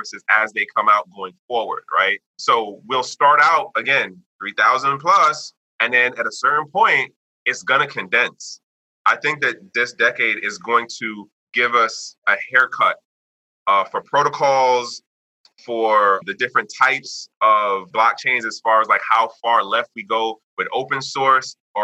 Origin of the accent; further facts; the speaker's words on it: United States; me being the American person, me being the Westerner